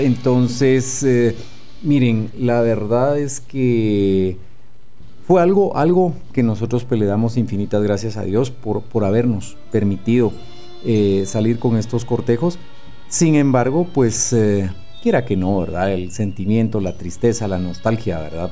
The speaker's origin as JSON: {"language": "Spanish", "country": "Guatemala", "said": "como buenos guatemaltecos"}